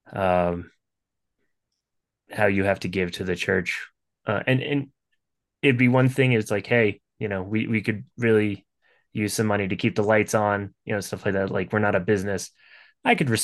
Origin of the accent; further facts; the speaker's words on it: the North, United States; I'm from the North